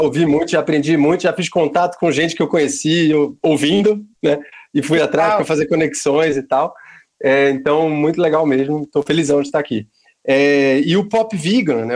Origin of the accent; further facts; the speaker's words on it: Recife, Pernambuco, Brazil; now in São Paulo, Brazil; eu sou de Pernambuco